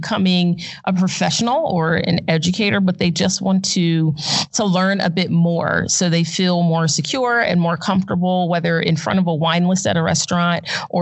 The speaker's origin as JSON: {"language": "English", "area": "outside Philadelphia", "region": "New Jersey", "country": "United States", "tie": "born or raised there", "also_born_or_lived": "Arizona", "moved": "yes", "said": "I grew up in New Jersey or in South Jersey outside mm-hmm. of Philadelphia"}